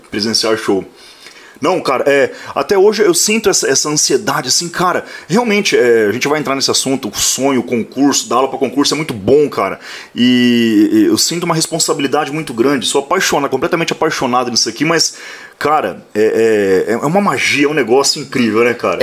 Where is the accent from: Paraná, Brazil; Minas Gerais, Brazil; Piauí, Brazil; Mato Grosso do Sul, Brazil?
Paraná, Brazil; Maringá; now in Mandaguaçu, Brazil; eu nasci em Maringá. Uhum. É, hoje eu resido em Mandaguaçu, que dá 16, 18 quilômetros